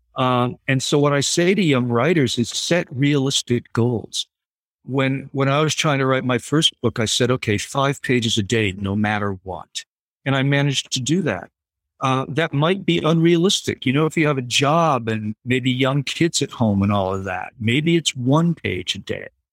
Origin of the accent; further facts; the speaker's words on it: Providence, Rhode Island, United States; moved away; also born or lived in Riverton, Connecticut; my hometown